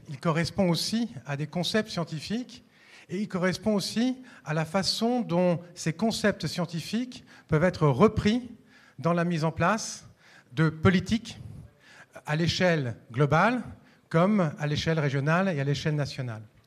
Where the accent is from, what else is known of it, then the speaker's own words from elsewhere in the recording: Paris, Île-de-France, France; ici à Lyon, mais je suis parisien